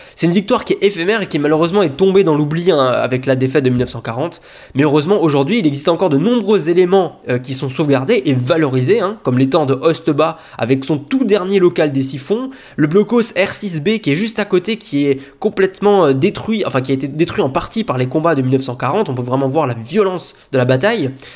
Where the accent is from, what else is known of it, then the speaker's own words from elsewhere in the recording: Lorraine, Grand Est, France; chez nous en Lorraine